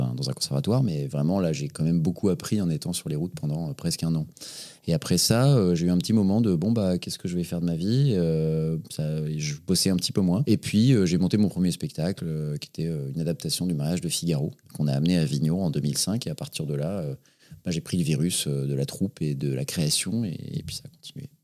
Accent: Paris, Île-de-France, France; also born or lived in Les Lilas; j'ai grandi à Paris, dans le 18e arrondissement

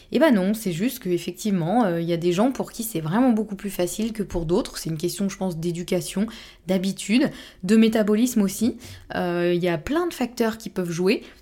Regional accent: Normandy, France; now in Bordeaux, France; moi je suis normande

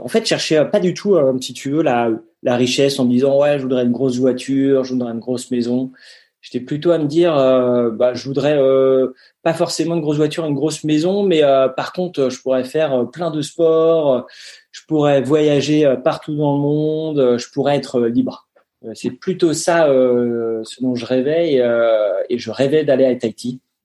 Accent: Gouvieux, Hauts-de-France, France; also born or lived in Paris; J'ai grandi dans l'Oise, à Gouvieux, euh, une petite commune à côté de Chantilly.

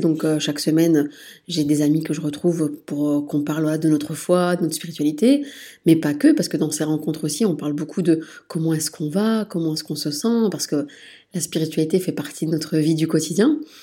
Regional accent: France; moved away as an adult; also born or lived in Liège, Belgium; now in Brussels, Belgium; moi, je suis née en France, puis je me suis installée en Belgique, à Liège, pour mes études de sage-femme

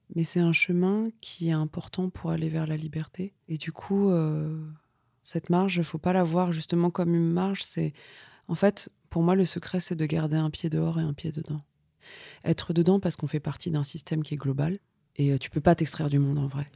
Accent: Vitry-sur-Seine, Île-de-France, France; Moi, j'ai grandi dans, des banlieues, et notamment à Vitry

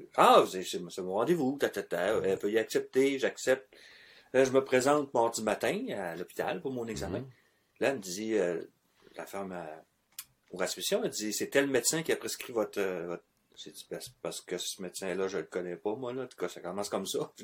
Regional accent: Quebec, Canada; on est du Québec

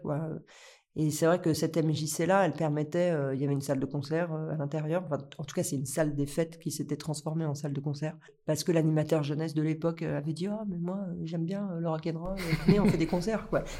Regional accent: Lyon, Auvergne-Rhône-Alpes, France; je viens de Lyon

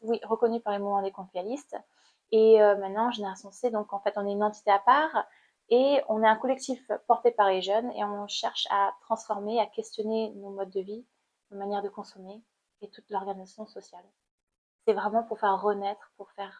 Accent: Cambodia; born or raised there; moved away as an adult; now in France

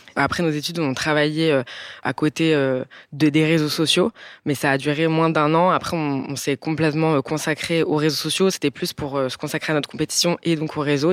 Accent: Bordeaux, Nouvelle-Aquitaine, France; moved away as an adult; now in Nice, France; on a grandi à Bordeaux

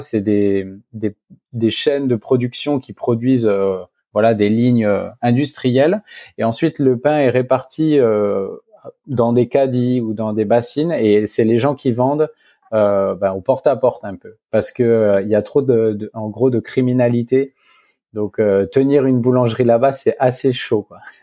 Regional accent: Dijon, Bourgogne-Franche-Comté, France; also born or lived in Africa; now in Bordeaux, France; je suis originaire de Dijon, de la région Bourgogne

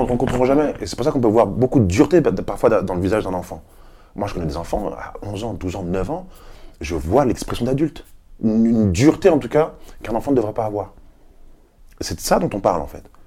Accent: Paris, Île-de-France, France; Je suis un Parisien, j'ai vécu à Paris, euh, je suis chez moi

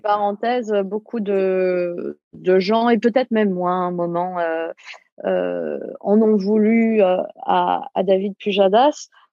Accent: France; en tant que, Française, et, je pense nous tous, en tant que Français

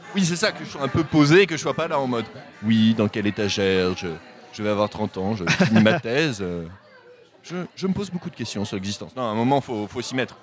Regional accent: Normandy, France; je viens de Normandie

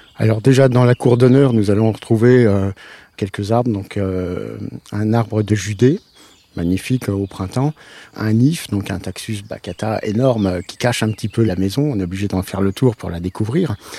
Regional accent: Nohant-Vic, Centre-Val de Loire, France; Je viens de pas très loin, puisque je me suis élevé quand même sur la commune de Nohanvic

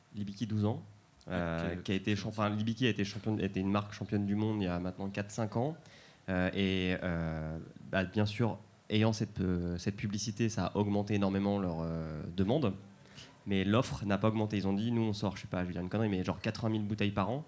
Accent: Calvados, Normandy, France; je viens du Calvados

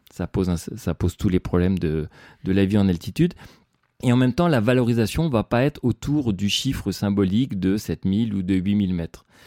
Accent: Le Mans, Pays de la Loire, France; moved away as an adult; now in Chamonix, France; je suis né en plaine, au Mans, où j'ai vécu 20 euh, ans.

